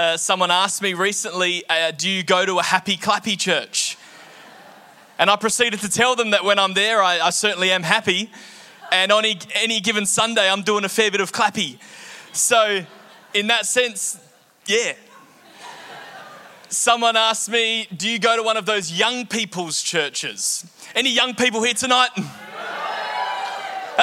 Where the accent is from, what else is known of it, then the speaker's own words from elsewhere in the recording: London, United Kingdom; moved away; London Christian Life Centre, the church that I grew up going to in England